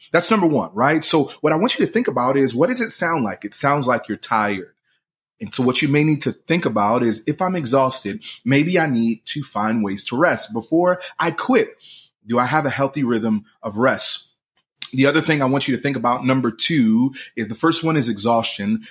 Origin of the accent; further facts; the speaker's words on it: Philadelphia, Pennsylvania, United States; I'm from Philly